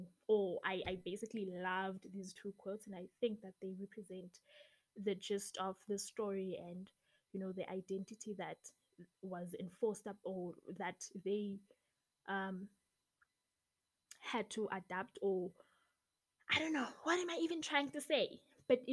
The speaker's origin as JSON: {"language": "English", "country": "South Africa", "said": "I'm from South Africa"}